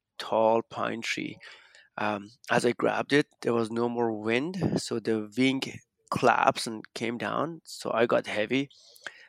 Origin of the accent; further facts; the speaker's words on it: Iran; moved away as an adult; also born or lived in Canada; I grew up in Iran until I was 19 when I moved to Canada